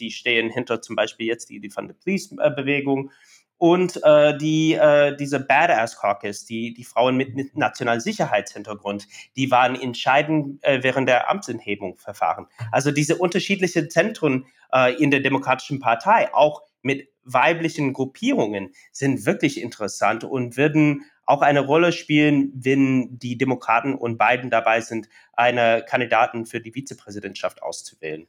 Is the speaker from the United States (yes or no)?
yes; near the Oklahoma border, Texas, United States; German is a second language; moved away; Mein Heimatstadt ist an der Grenze zu Oklahoma, zwischen Oklahoma, äh, in Texas